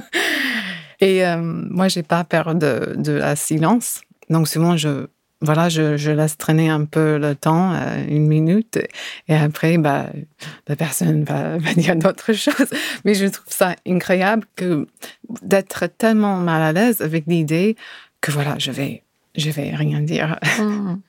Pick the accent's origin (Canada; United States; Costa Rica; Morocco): United States; California; French is a second language; now in France; je suis de Californie